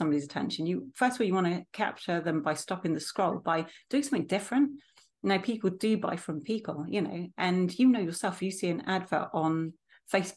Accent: Isles of Scilly, South West England, United Kingdom; I'm from the Isles of Scilly.

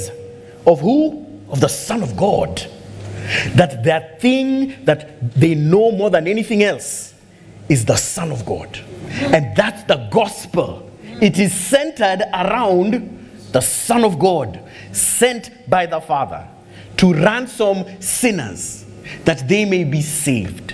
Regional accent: Kenya; I'm glad I'm a Kenyan

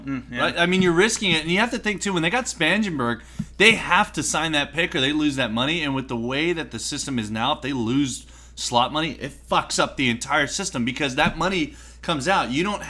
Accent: United States; Oh, they lost? I had no idea because I'm American.

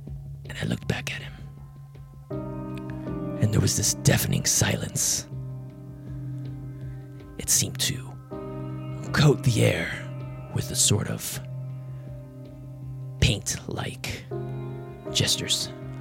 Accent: Las Vegas, Nevada, United States; I'm here from Vegas.

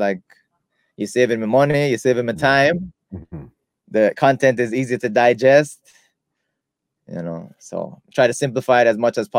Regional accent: United States; accent: American; I try to talk as clearly as possible, you know, with my American accent.

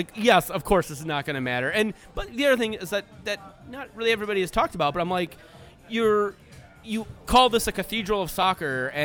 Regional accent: Saint Paul, Minnesota, United States; I grew up in Lex Ham

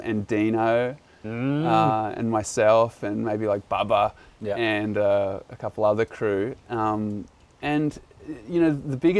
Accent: Burleigh Heads, Queensland, Australia; moved away as an adult; also born or lived in New Zealand; now in Byron Bay area, Australia; Yeah, I was in New Zealand till I was seven. Yep. Then at Burley till I was about like 17 or so, and then I was just totally on the road.

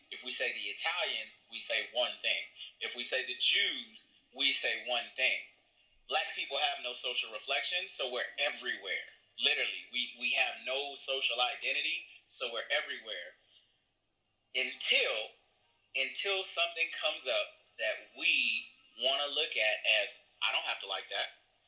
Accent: California, United States; I'm from California, so I know a lot of people in Hollywood

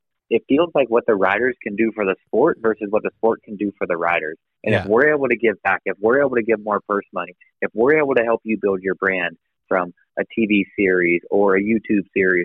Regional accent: Ohio, United States; now in Idaho, United States; I was born in Ohio

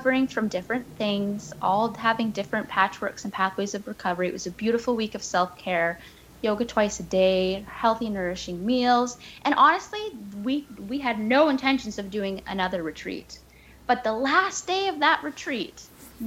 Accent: Victoria, British Columbia, Canada; my hometown, Victoria

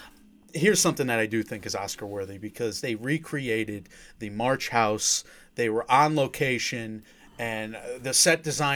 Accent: New England, United States; I'm the oldest of five boys. I grew up in New England in a place just like this.

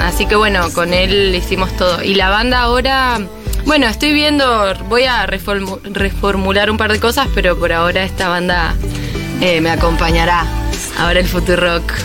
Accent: Mendoza, Argentina; moved away; Mendoza siempre va a estar ahí porque es como mi, mi tierra

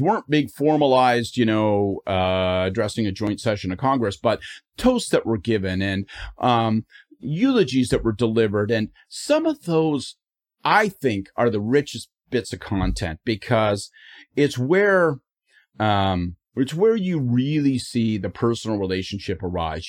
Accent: Canada; I am Canadian

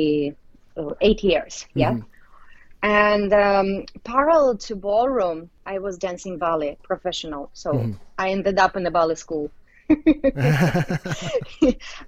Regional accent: Tashkent, Uzbekistan; English is a second language; moved away; I was born in Uzbekistan, and in Tashkent.

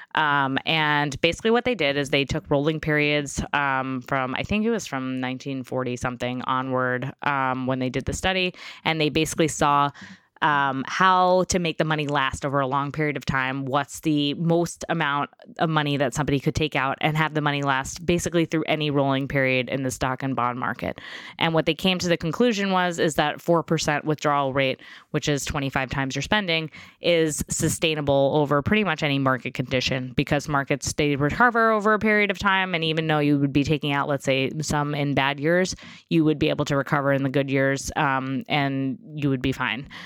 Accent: New York, United States; I grew up in New York

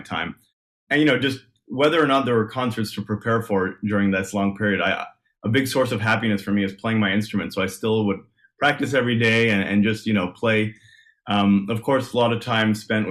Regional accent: Montreal, Quebec, Canada; moved away as an adult; also born or lived in Nashville, United States; now in Toronto, Canada; I'm from Montreal, born and raised.

